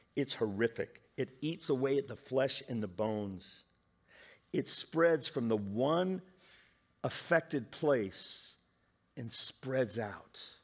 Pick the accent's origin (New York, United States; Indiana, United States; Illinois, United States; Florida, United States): Indiana, United States; I love growing up in the Midwest in Indiana